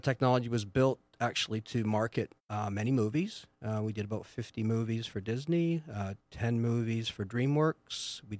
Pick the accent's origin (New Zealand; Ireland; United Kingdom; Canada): Canada; moved away; I've been in this area for 20 years because I moved from Canada.